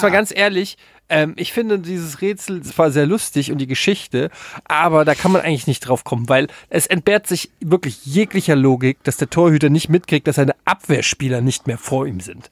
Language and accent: German; Frankfurt, Hesse, Germany; als Frankfurter, als Eintracht-Fan